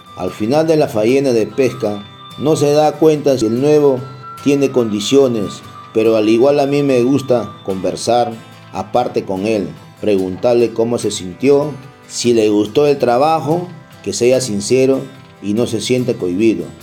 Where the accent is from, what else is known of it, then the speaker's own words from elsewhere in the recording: Huacho, Lima, Peru; moved away; also born or lived in Chincha; Yo nací en Huacho, pero fui hasta Chincha